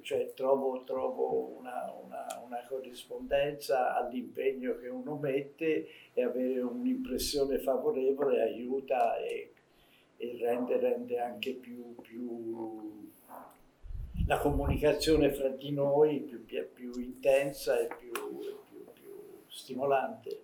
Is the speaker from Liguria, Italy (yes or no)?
no; Tuscany, Italy; essendo toscano mi sento un po' etrusco